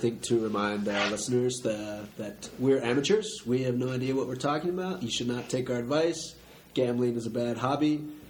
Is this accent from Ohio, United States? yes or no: yes; Cincinnati, Ohio, United States; moved away; I grew up in Cincinnati.